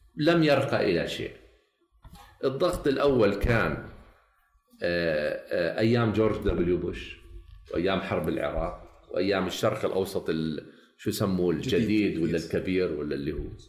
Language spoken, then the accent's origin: Arabic; Jordan; انا شرق اردني